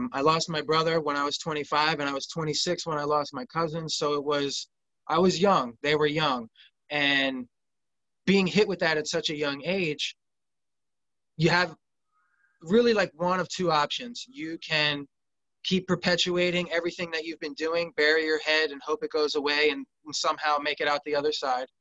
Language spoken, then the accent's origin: English; suburbs of Philadelphia, Montgomery County, southeastern Pennsylvania, United States; I grew up in Pennsylvania, southeastern Pennsylvania, right in the suburbs of Philadelphia, Montgomery County